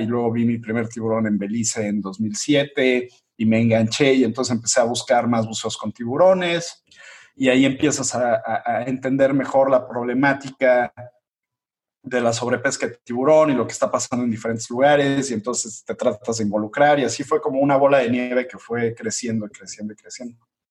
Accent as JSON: {"language": "Spanish", "region": "Mexico City", "country": "Mexico", "said": "Yo soy de, Ciudad de México"}